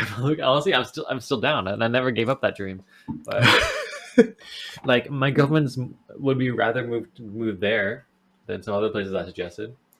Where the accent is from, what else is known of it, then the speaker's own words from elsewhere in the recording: Canada; we're from Canada